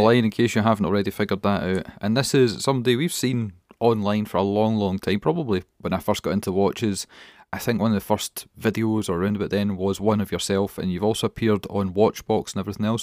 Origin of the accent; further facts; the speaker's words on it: Scotland, United Kingdom; we're Scottish